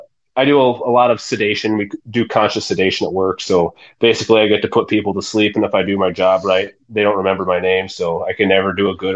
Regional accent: Yankton, South Dakota, United States; where I grew up in Yankton is the National Field Archery Association headquarters.

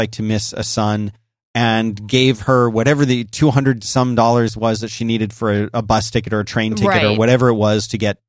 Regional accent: Philadelphia, Pennsylvania, United States; now in Austin, United States; I grew up in Philadelphia. It's cold.

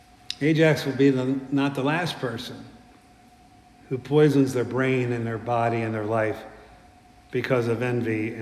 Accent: West Virginia, United States; I'm from West Virginia

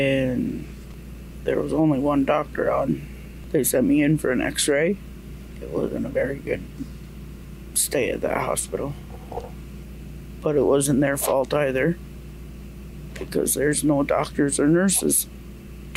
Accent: Tyendinaga Mohawk Territory, Ontario, Canada; from Tandanega Mohawk Territory.

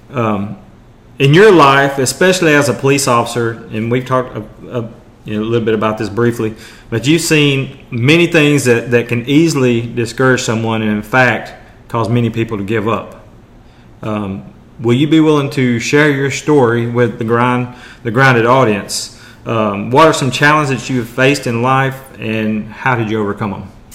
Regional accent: Maryville, Tennessee, United States; my hometown, or our hometown, I guess, uh, Maryville, Tennessee

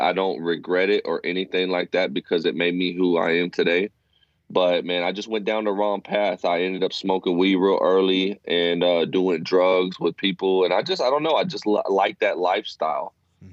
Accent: Fort Worth, Texas, United States; now in Abilene, United States; I was born and raised in Fort Worth, Texas.

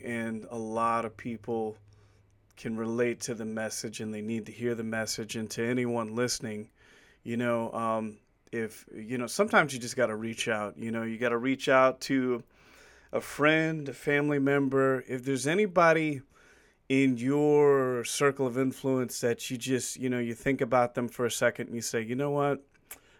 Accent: Virginia, United States; my home state, Virginia, where I'm from

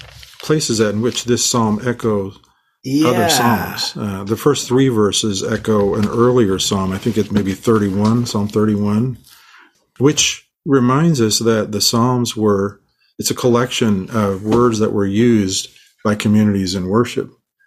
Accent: Manila, Metro Manila, Philippines; born there; So my mother, I was born in the Philippines. My parents were missionaries there. And my sister and my brother and I were all born there. I was born in a mission hospital in a part of Manila, which was in it's called Tondo.

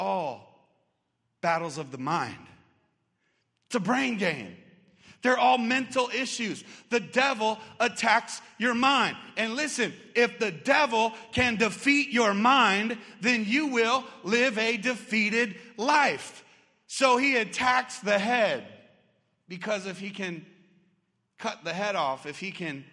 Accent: Arizona, United States; I grew up here in Arizona

